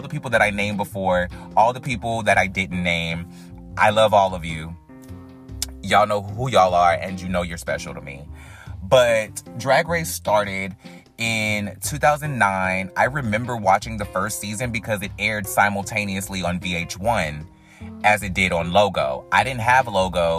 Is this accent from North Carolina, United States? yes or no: yes; North Carolina, United States; we're both from North Carolina